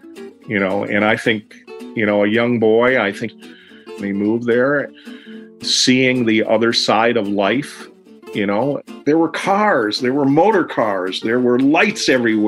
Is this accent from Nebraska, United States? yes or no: no; Detroit, Michigan, United States; I grew up in Detroit